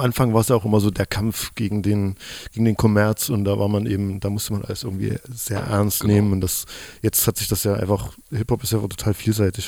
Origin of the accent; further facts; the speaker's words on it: Chemnitz, Saxony, Germany; Jetzt sitze ich hier als Chemnitzer